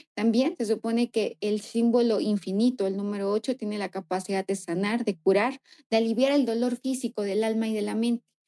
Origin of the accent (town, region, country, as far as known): Mexico